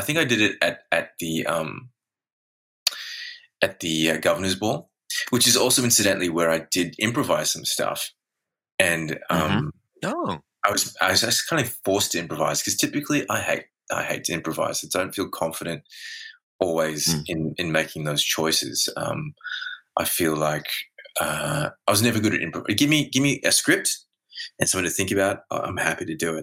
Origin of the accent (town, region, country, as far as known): Australia